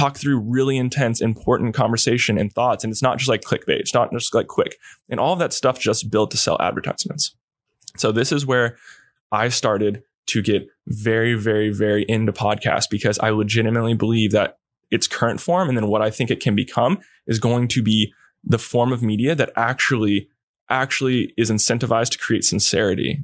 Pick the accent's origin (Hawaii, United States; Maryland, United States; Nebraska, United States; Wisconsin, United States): Hawaii, United States; Kauai; I grew up in Kauai